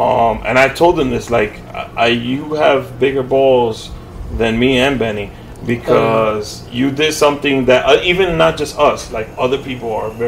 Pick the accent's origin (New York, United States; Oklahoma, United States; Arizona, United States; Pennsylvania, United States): New York, United States; New York City; I was born in Mount Sinai, I know that.